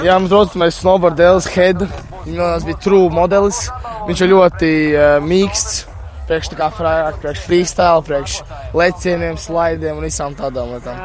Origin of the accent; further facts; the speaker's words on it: Jūrmala, Latvia; Es esmu no Jūrmālas, pārstāvu Rīgas Angļu gimnāziju